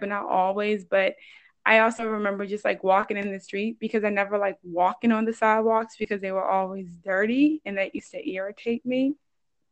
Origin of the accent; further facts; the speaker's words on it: Boston, Massachusetts, United States; Growing up in Roxbury